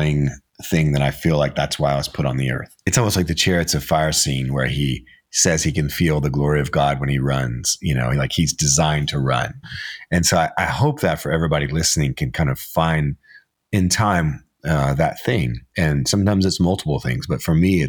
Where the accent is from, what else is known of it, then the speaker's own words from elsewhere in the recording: Arkansas, United States; I was born in Arkansas, and I grew up hunting and fishing